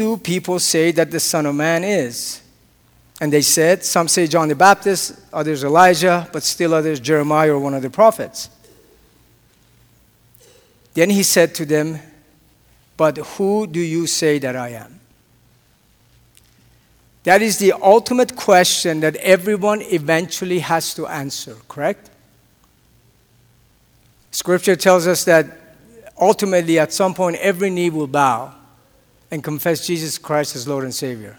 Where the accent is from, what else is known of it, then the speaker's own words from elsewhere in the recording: Tehran, Tehran Province, Iran; moved away; I was born and raised, as I mentioned before, in a country that is very peaceful, loves everybody. We get along with everybody. And that country happens to be Iran. And I was born in Tehran.